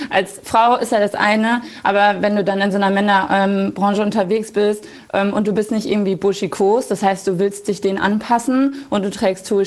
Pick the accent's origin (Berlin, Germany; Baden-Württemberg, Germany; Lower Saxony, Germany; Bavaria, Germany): Lower Saxony, Germany; Ähm, ich komme aus dem Emsland. Das ist äh, südliches Niedersachsen.